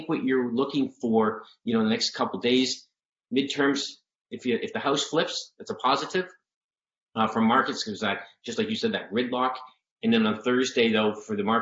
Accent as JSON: {"language": "English", "country": "Canada", "tie": "born or raised there", "moved": "yes", "lives_now": "United States", "said": "I grew up in Canada, so you have to look at me as a, you know, transplant here"}